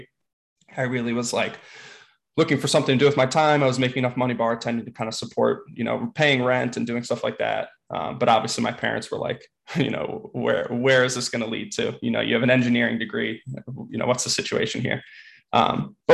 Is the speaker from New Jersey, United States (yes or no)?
yes; East Windsor, New Jersey, United States; moved away as an adult; now in New York, United States; I'm from New Jersey originally, born and raised right outside of Princeton, East Windsor, New Jersey